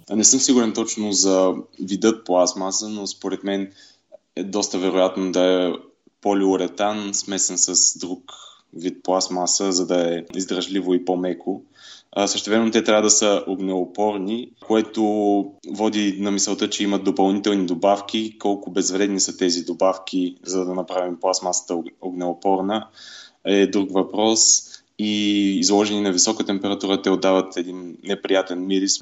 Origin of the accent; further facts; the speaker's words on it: Sozopol, Burgas Province, Bulgaria; now in Germany; съм от Созопол